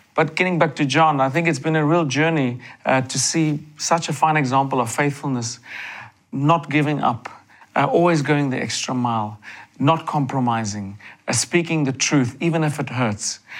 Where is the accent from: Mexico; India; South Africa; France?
South Africa; growing up in South Africa, you know, you know of God, you hear of God, of Jesus, and I was blessed to grow up with parents